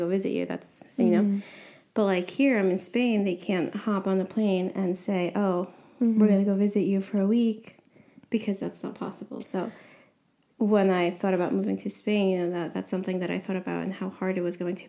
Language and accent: English; New York, United States; moved away as an adult; I was born and raised in New York, but my parents are Guatemalan